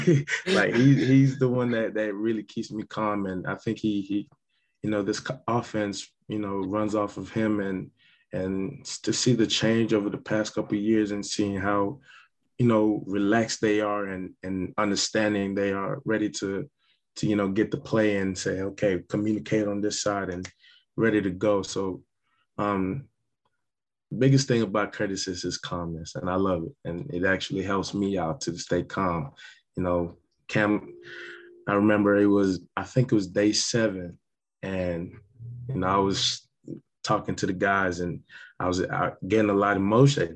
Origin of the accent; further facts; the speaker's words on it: St. Kitts & Nevis; moved away; also born or lived in Oklahoma, United States / Ohio, United States; growing up in Ireland, St. Kitts, you know, it's not a lot of resources there, especially, you know, moving to Oklahoma